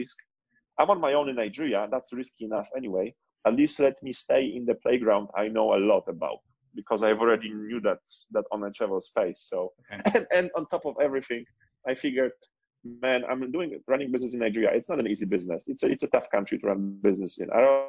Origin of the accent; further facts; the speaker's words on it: Poland; also born or lived in Barcelona, Spain; now in Cape Town, South Africa; Poland is my home country.